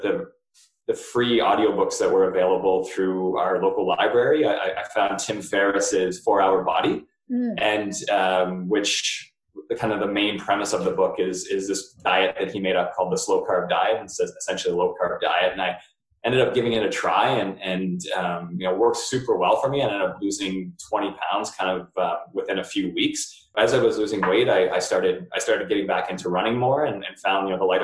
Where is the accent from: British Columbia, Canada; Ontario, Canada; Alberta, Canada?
Ontario, Canada; Chatham; now in Georgetown, Canada; I grew up in Chatham, Ontario